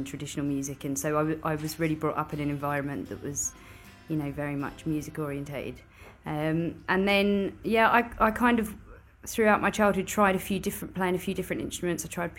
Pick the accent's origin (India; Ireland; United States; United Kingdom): Ireland; I'm coming from Ireland, so Ireland rains every day of the year.